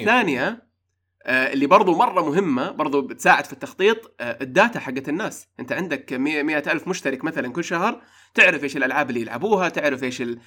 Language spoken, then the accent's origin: Arabic; Saudi Arabia; عندنا في السعوديه